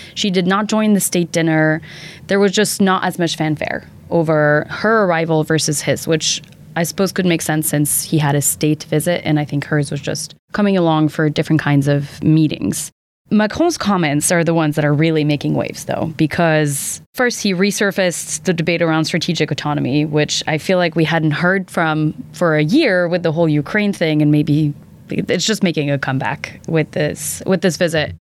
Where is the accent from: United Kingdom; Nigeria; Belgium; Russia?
Belgium; now in United States; as a Belgian